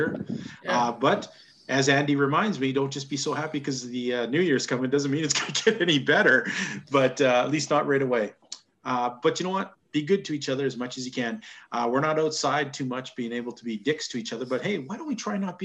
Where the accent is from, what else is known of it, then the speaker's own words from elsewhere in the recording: Canada; as a Canadian